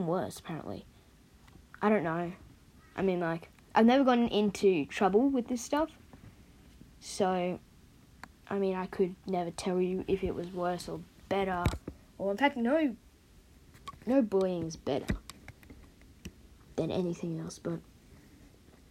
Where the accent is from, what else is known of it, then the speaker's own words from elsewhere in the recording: Australia; I'm Australian